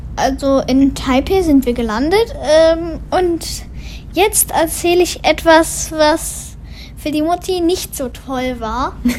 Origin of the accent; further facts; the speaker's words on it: Germany; now in Taiwan; also wir kommen ja aus Deutschland